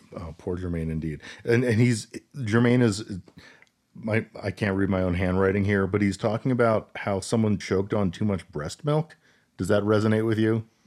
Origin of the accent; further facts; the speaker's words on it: Colorado, United States; We're from Colorado